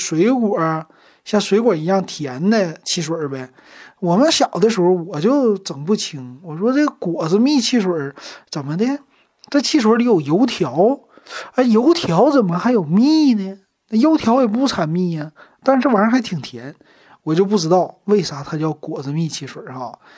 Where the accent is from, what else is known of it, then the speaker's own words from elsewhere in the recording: Shenyang, Liaoning, China; 我家那阵儿就在大东住啊，就是一个大东区，咱们的一个区。 … 呢，从小我就生在大东区，长在大东区。